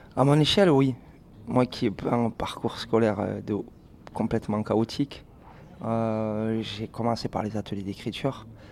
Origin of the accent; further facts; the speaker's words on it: Sète, Occitania, France; on vient de Sète